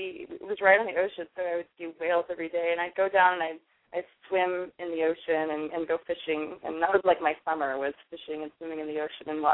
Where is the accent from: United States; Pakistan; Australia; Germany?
United States; Alaska; I grew up in Alaska